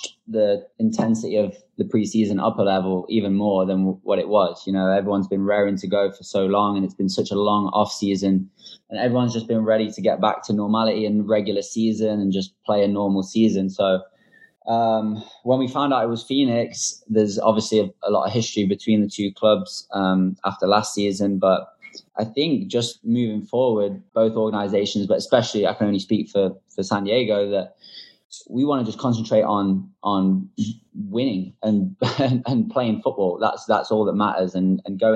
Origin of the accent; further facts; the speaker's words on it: England, United Kingdom; I'm English